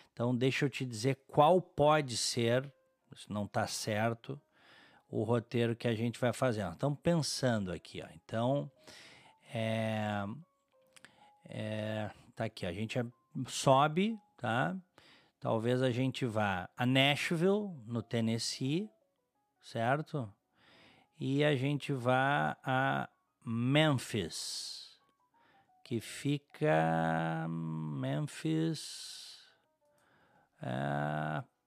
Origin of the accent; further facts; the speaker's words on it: Brazil; como brasileiro, como cidadão